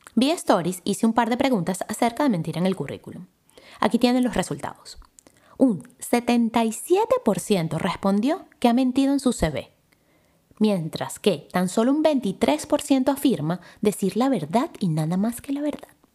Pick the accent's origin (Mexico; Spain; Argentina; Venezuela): Venezuela; Caracas, Capital District; nací en Caracas, Venezuela